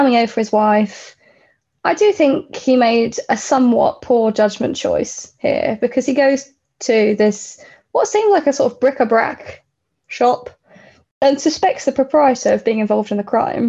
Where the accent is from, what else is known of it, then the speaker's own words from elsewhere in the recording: Kent, South East England, United Kingdom; I'm from Kent